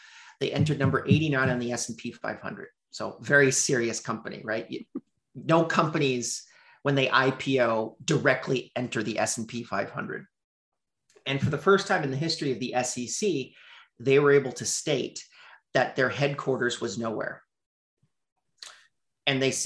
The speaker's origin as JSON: {"language": "English", "town": "Montreal", "region": "Quebec", "country": "Canada", "said": "I'm from Montreal, Canada."}